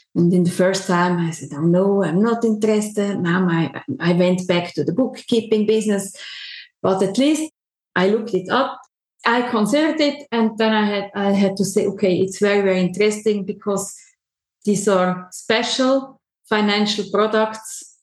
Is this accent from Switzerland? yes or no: yes; Switzerland; I'm a, a, typical Swiss woman. I'm born here and I lived my whole life in Switzerland